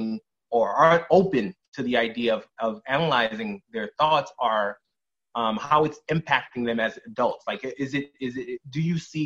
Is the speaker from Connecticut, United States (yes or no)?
yes; Connecticut, United States; I'm not from Jersey. I'm from Connecticut